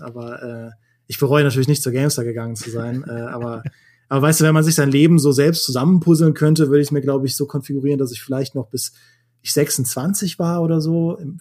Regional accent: Trier, Rhineland-Palatinate, Germany; moved away; in meine Heimat gefahren, nach Trier

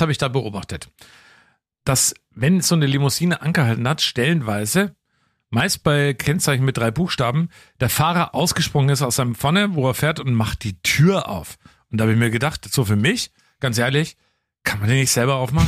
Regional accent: Franconia, Bavaria, Germany; ich komme aus Franken

